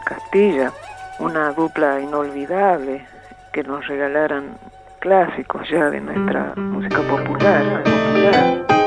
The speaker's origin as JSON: {"language": "Spanish", "region": "Salta", "country": "Argentina", "tie": "born or raised there", "said": "nací en Salta."}